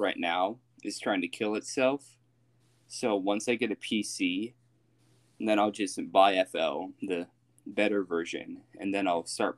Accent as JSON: {"language": "English", "country": "United States", "said": "I am from America"}